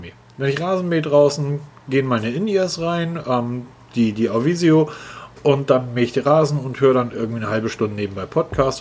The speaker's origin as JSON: {"language": "German", "region": "Northern Germany", "country": "Germany", "said": "für mich als Norddeutscher"}